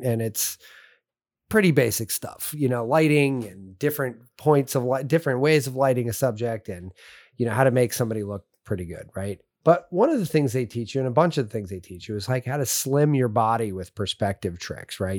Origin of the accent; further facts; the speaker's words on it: California, United States; moved away; I grew up in California